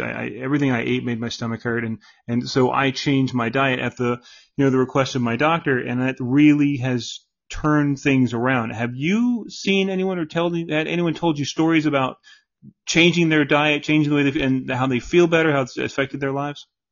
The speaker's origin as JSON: {"language": "English", "town": "St. Petersburg", "region": "Florida", "country": "United States", "tie": "born or raised there", "lives_now": "Jacksonville, United States", "said": "I was born in St. Petersburg"}